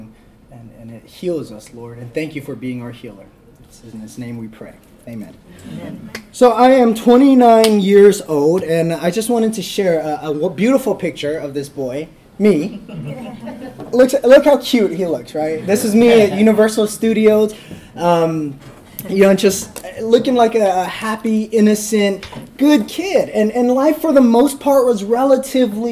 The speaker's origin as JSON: {"language": "English", "town": "Fresno", "region": "California", "country": "United States", "lives_now": "Hanford, United States", "said": "I'm from Fresno, California, so I'm a California boy"}